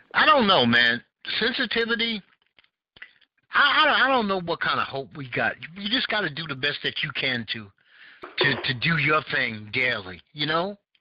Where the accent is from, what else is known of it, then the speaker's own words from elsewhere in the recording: New York City, New York, United States; I grew up in Bed Stuy